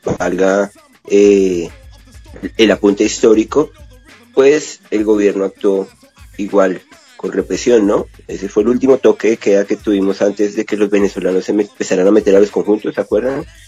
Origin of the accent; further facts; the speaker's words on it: Colombia; nosotros como colombianos